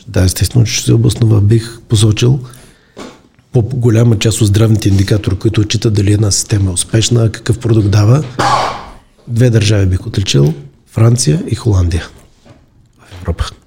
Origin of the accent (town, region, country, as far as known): Bulgaria